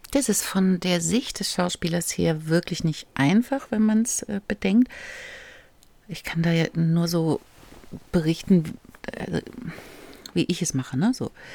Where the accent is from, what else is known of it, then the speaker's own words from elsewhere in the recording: East Germany, Germany; Ich war zu jung und ich war aus dem Osten